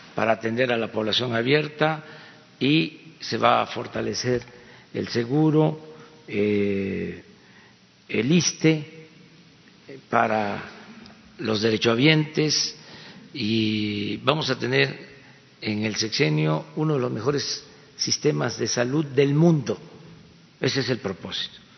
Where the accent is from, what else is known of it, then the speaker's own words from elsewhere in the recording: Mexico; ya en nuestro país había imprentas y había universidades